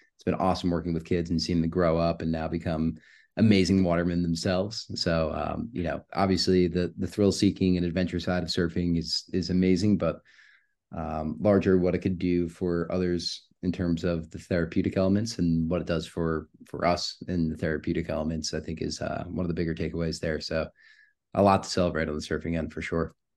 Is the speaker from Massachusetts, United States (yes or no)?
no; New York, United States; moved away as an adult; also born or lived in Southern California; now in California, United States; I'm born and raised in New York. I moved out to California four months ago